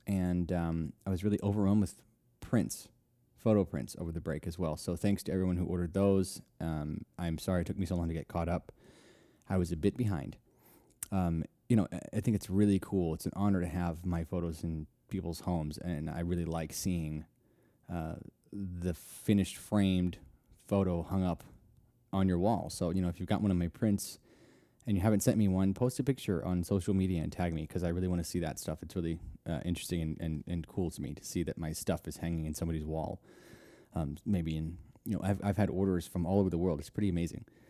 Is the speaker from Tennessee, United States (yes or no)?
yes; Nashville, Tennessee, United States; Nashville, which is my hometown.